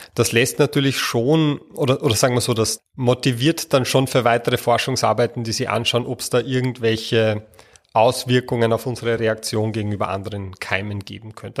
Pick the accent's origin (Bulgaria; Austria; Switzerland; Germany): Austria; bei uns in Österreich